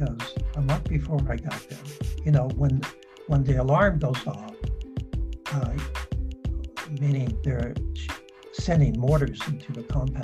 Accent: San Diego, California, United States; I grew up in San Diego

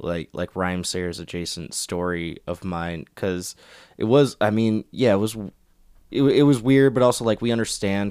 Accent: Minneapolis, Minnesota, United States; I am from Minneapolis

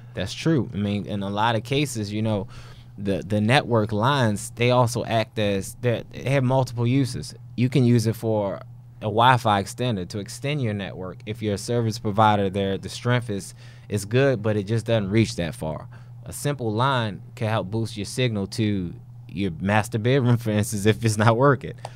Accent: Baltimore, Maryland, United States; I am from Baltimore

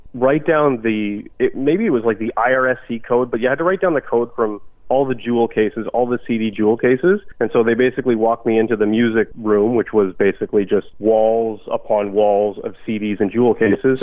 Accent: Ottawa, Ontario, Canada; also born or lived in North Bay, Ontario; I grew up in Ottawa

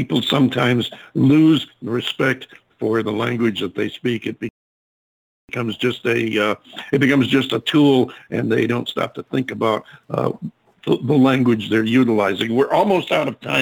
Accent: upstate New York, United States; I'm from upstate New York

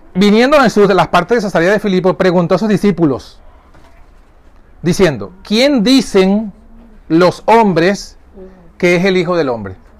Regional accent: Venezuela; yo soy venezolano

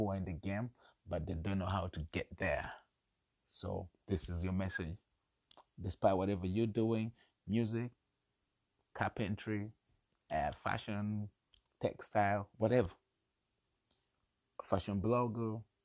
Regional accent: Kampala, Central Region, Uganda; my hometown, my home country, Uganda, Kampala

